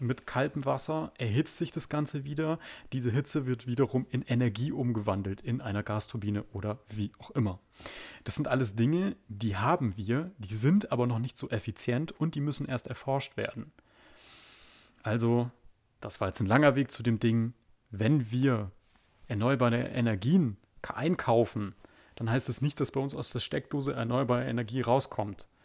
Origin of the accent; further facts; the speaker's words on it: Germany; wir Deutschen